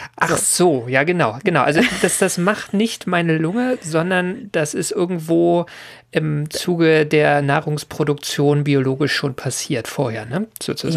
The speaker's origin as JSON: {"language": "German", "region": "Berlin", "country": "Germany", "said": "Also ich komme ja aus Berlin"}